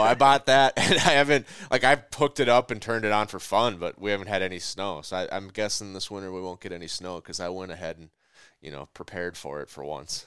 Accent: Minnesota, United States; I'm from Minnesota.

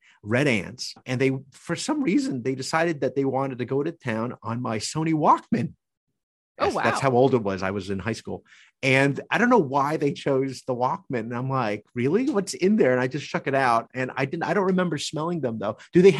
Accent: New Jersey, United States; It's just not my thing. I grew up in Jersey.

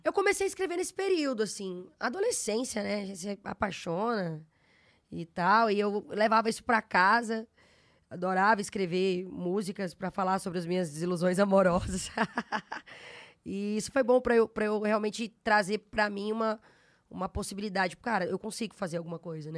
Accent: Araguaína, Tocantins, Brazil; moved away as an adult; also born or lived in Goiânia / São Luís; now in São Paulo, Brazil; Eu sou de Goiânia, natural de Goiânia, e, e, na, e cresci, né? Fui criada em Araguaína, no interior do estado Tocantins

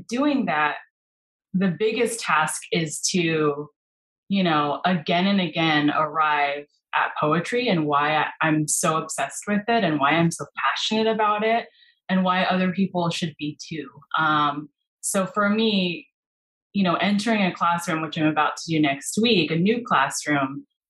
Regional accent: California, United States; moved away as an adult; also born or lived in Spain / Mexico / South Korea; I am originally from California

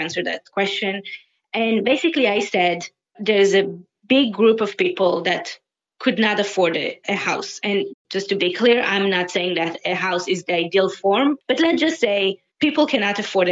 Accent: Tel Aviv, Tel Aviv District, Israel; moved away as an adult; also born or lived in Paris; now in Toronto, Canada; I am originally from Tel Aviv

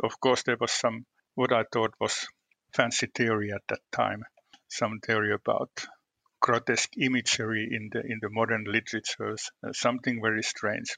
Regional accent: Western Finland, Finland; I was born in the western part of Finland in a region that's known. Uh, I would say that it's known as a conservative part of the country

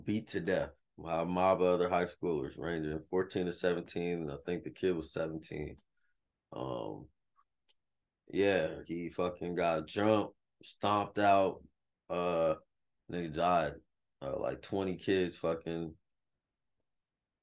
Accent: Las Vegas, Nevada, United States; moved away; I grew up in Vegas

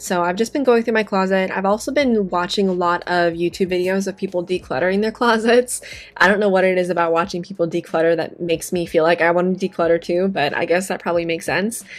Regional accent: Las Vegas, Nevada, United States; I am from Las Vegas

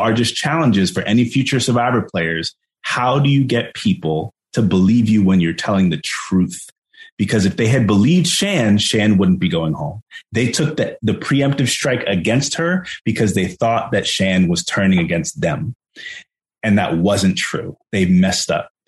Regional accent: Jersey City, New Jersey, United States; I grew up in Jersey City

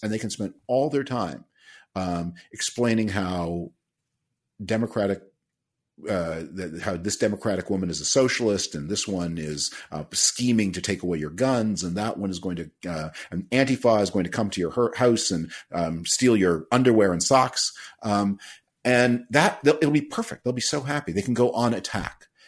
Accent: Canada; now in United States; I'm originally from Canada

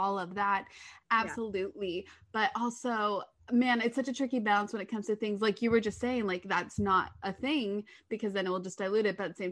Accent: Park City, Utah, United States; I'm from Park City, Utah, so they film a lot where I'm from

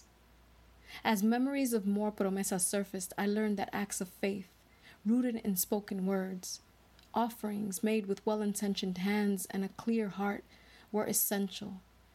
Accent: New York City, New York, United States; born and raised in the Washington Heights section of Manhattan

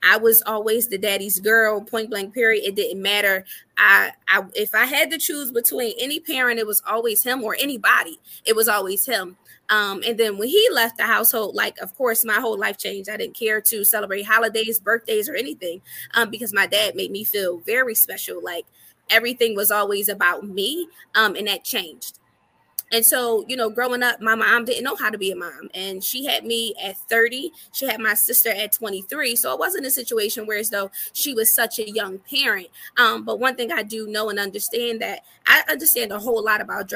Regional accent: Philadelphia, Pennsylvania, United States; also born or lived in Atlanta, Georgia; I was born and raised from Philadelphia, Pennsylvania, North Philly to be exact

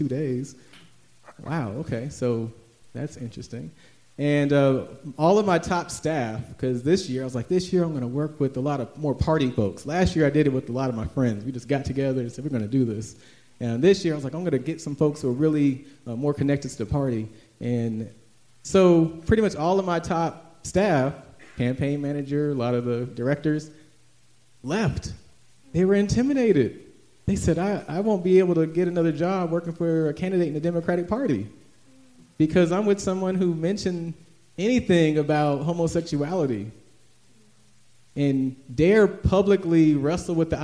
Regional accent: Atlanta, Georgia, United States; also born or lived in Washington, D.C. / Chicago; I grew up in Atlanta, went to Mays High School

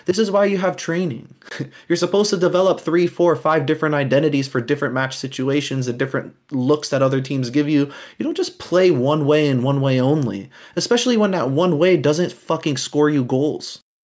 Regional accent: United States; as an American Chelsea fan

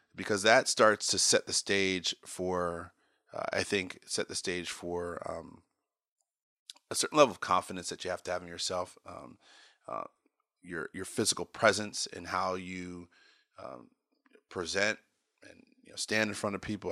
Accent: Potomac, Maryland, United States; also born or lived in California; I grew up in Maryland, Potomac, Maryland

